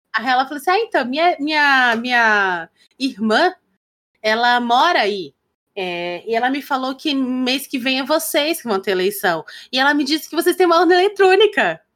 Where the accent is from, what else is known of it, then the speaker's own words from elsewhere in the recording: Pará, Brazil; a paraense, que é de onde eu venho e tal, cresci e tal